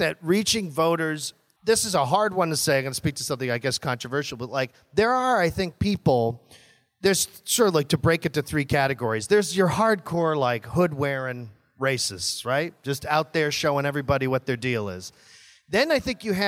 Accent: New England, United States; I come from New England

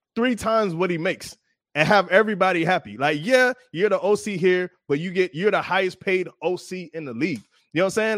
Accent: South Florida, United States; I was born and raised in South Florida

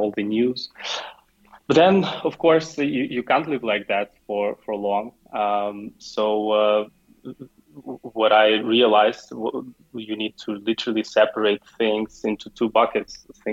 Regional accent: Ukraine; moved away as an adult; now in Dubai, United Arab Emirates; I'm from Ukraine, but I'm not in Ukraine. The last 10 years, I live in Dubai.

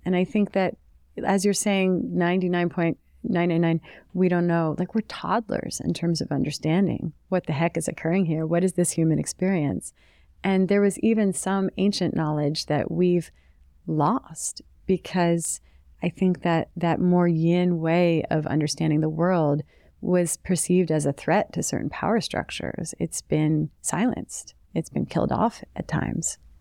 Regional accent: the New York area, United States; I grew up in the New York area in the eighties and nineties.

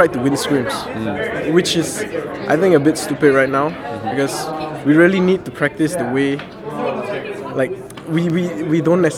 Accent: India; Yeah, I'm Indian.

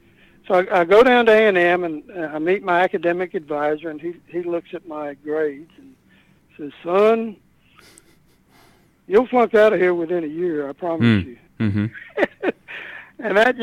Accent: Bremond, Texas, United States; also born or lived in Virginia / Italy / Germany; we actually came down to my hometown, what is my hometown now. It was my dad's hometown.

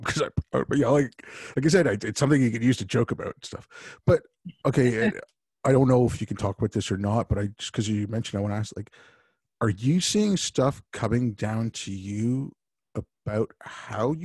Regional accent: Canada; also born or lived in Montreal; I grew up in this country, like, you know, like, I'm as Canadian

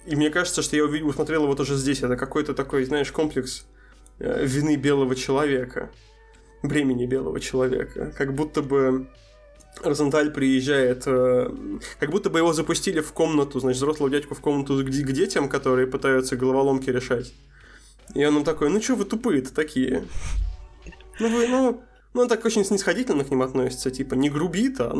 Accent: Astrakhan, Astrakhan Oblast, Russia; also born or lived in Moscow; мне здесь скорее вспомнилось то, как я приехал из Москвы в Астрахань обратно, когда я был слегка снобом относительно того, что вот тут как-то все так не очень.

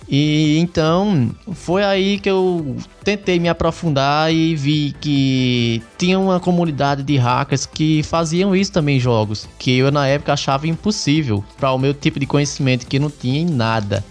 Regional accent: Caruaru, Pernambuco, Brazil; sou de Caruaru, Pernambuco

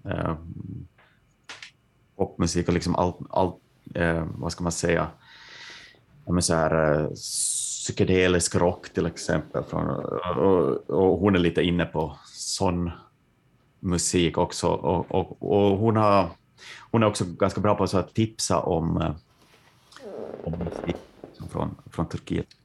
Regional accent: Ostrobothnia, Finland; och att vi är från Österbotten, liksom, att tankarna går till eh, någon slags sådär avbefolkad glesbygd

